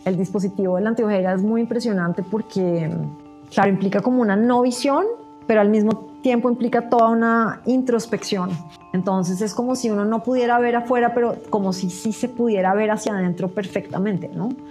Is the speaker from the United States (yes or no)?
no; Colombia; ser lo que yo soy en una sociedad como la colombiana